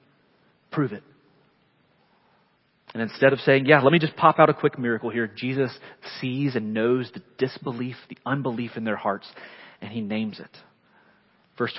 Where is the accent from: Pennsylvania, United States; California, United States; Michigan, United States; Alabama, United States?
Alabama, United States; Leeds; also born or lived in Chicago; The first church I ever belonged to was a small country church. I grew up there